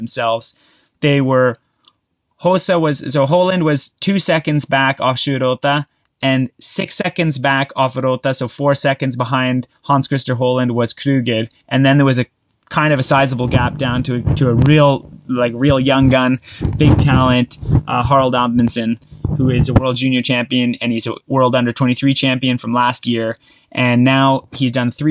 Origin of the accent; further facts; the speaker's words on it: Canada; I'm Canadian